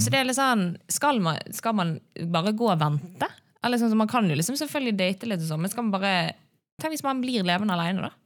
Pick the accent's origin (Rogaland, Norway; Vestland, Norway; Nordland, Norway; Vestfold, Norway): Vestland, Norway; Bergen; jeg er bergenser